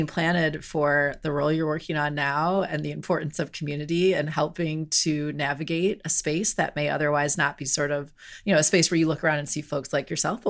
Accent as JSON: {"language": "English", "region": "Wisconsin", "country": "United States", "tie": "born or raised there", "also_born_or_lived": "Washington, D.C.", "moved": "as an adult", "said": "I grew up in Wisconsin. I didn't really know people from New Jersey"}